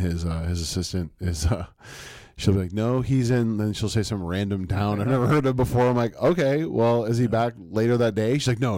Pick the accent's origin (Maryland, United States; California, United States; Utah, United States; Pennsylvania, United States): California, United States; San Mateo; also born or lived in Roseville, California; where I grew up in the Bay Area in San Mateo, it was kind of like Roseville to San Francisco.